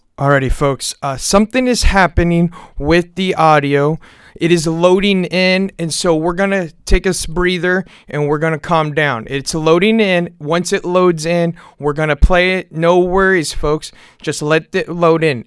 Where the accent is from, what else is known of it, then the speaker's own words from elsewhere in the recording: Kansas City, Missouri, United States; we're all from the Kansas City area